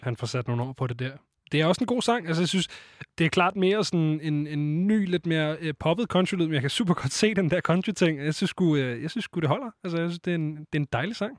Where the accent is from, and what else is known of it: Denmark